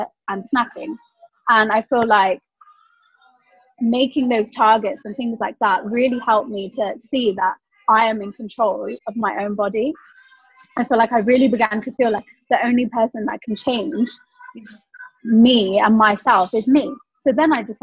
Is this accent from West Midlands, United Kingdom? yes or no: yes; West Midlands, United Kingdom; I'm from the West Midlands.